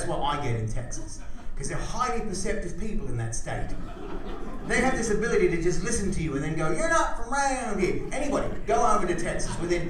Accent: Australia; also born or lived in San Francisco; now in Los Angeles, United States; I'm from Australia.

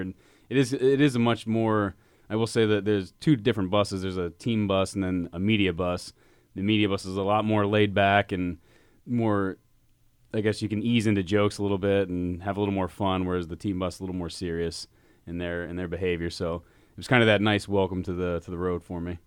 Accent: Pittsburgh, Pennsylvania, United States; growing up in Pittsburgh and being from this area

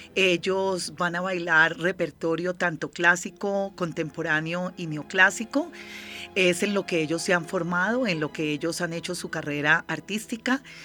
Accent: Barbacoas, Nariño, Colombia; now in Bogotá, Colombia; yo soy de Barbacoas Nariño, sí, nací en Mongón, estoy registrada en Barbacoas Nariño, tengo como esa, esa vena del Pacífico por dentro

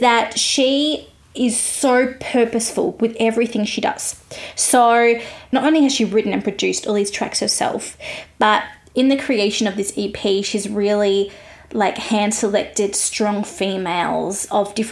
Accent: Australia; I'm an Aussie music journalist

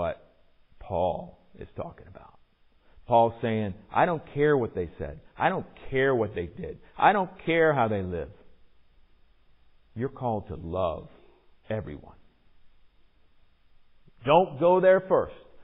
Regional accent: Virginia Beach, Virginia, United States; in my case growing up in Virginia Beach

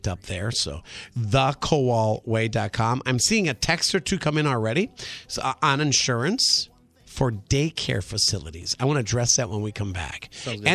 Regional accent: Random Lake, Wisconsin, United States; I grew up in Random Lake, but Fredonia is just south of Random Lake.

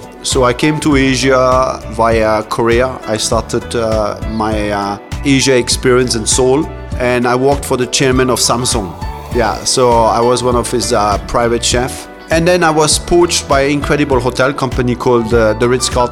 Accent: Strasbourg, Grand Est, France; now in Singapore; I'm a French-born gentleman. I was born in Strasbourg, Alsace

